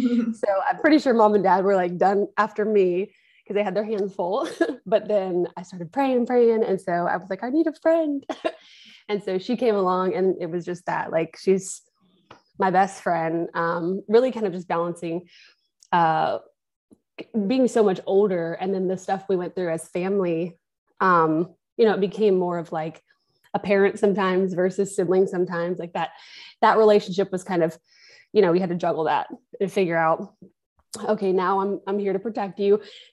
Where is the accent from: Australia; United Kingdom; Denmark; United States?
United States; Jacksonville, Florida; born there; also born or lived in Kentucky / Washington; I was born in Jacksonville, Florida. And we moved around a little bit when I got a little older. I lived in Kentucky for a short time. I also lived in Washington State because my father's from there